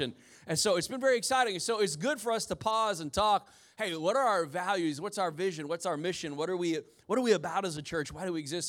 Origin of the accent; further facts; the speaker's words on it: Indiana, United States; I'm from Indiana, so everybody had the Chevy S ten pickup truck